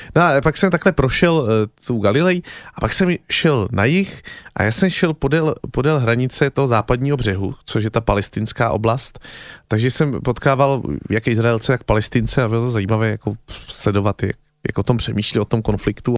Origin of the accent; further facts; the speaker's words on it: Czechia; jsem Čech